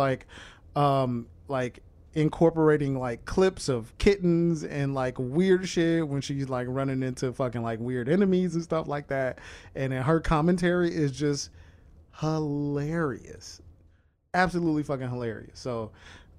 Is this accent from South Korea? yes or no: no; Chicago, Illinois, United States; I'm from Chicago